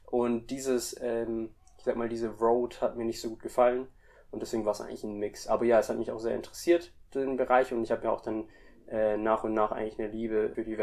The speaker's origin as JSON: {"language": "German", "country": "Indonesia", "tie": "born or raised there", "said": "Also ich bin auch in Indonesien eigentlich auch mit aufgewachsen. Also meine Mom kommt aus Indonesien und mein Dad kommt aus Deutschland und dementsprechend hatte ich schon immer auch einen Draht irgendwie nach Indonesien."}